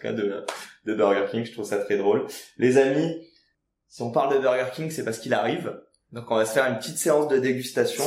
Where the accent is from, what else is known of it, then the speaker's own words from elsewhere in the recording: France; chez nous en France